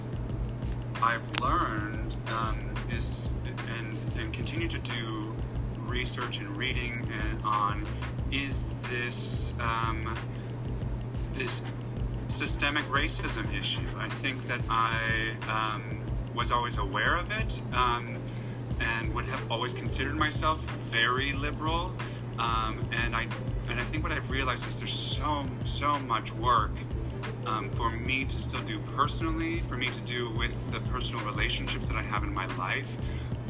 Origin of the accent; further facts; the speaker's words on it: Wisconsin, United States; moved away; I'm originally from Wisconsin